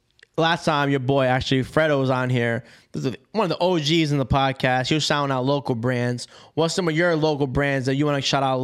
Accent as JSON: {"language": "English", "region": "California", "country": "United States", "lives_now": "Rhode Island, United States", "said": "So I'm from Cali. I came here."}